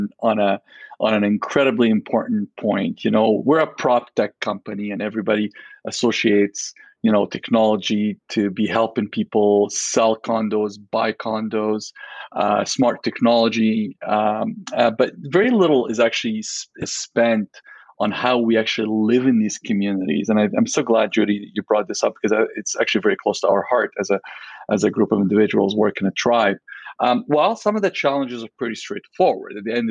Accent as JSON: {"language": "English", "town": "Alexandria", "region": "Alexandria Governorate", "country": "Egypt", "tie": "born or raised there", "moved": "yes", "lives_now": "Vancouver, Canada", "said": "I grew up in Alexandria, Egypt"}